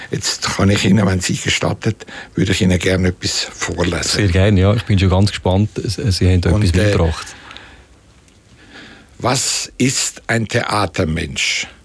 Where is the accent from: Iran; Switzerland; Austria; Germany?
Switzerland; Kaltbrunn, St. Gallen; Und da gab es damals in, der, in, dem Dorf, wo ich aufgewachsen bin, Kaltbrunn hat das geheißen. Heißt heute noch.